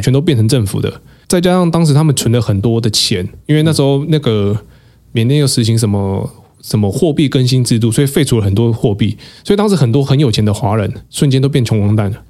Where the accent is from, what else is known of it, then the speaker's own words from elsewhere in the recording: Taiwan; 我是台湾人